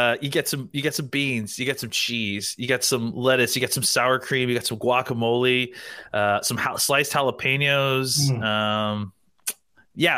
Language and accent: English; Texas, United States; I was born and raised in Texas.